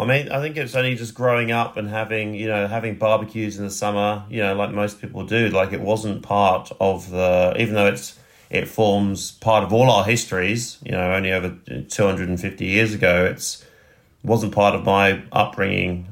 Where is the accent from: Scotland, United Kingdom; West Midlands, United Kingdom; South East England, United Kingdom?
South East England, United Kingdom; West Sussex; moved away as an adult; also born or lived in Roehampton, London / Spain / France; now in Sydney, Australia; I was born just outside of London in Roehampton and grew up in sort of the southeast. I grew up in West Sussex